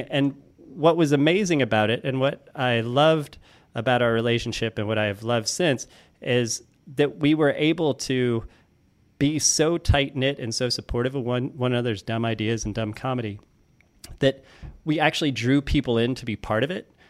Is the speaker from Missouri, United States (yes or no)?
yes; Florissant, Missouri, United States; I grew up in Florissant, Missouri, which is a suburb of Saint Louis.